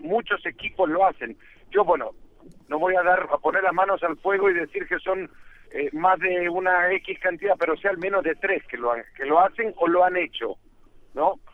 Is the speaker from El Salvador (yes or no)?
yes; El Salvador; Yo soy salvadoreño